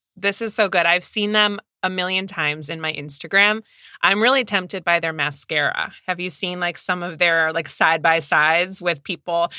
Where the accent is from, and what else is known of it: Midwest, United States